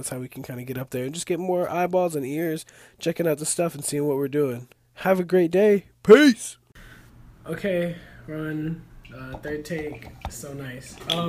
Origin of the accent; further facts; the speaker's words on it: Northern Virginia, United States; I'm from Northern Virginia and it's like 20 minutes, I don't know, 30 minutes outside of DC.